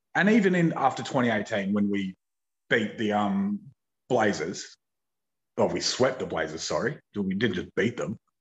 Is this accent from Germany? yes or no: no; Australia; as an Australian